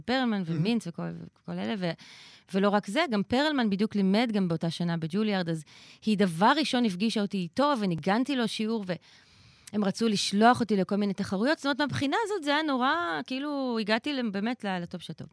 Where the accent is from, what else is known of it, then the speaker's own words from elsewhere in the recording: Israel; אני באתי מישראל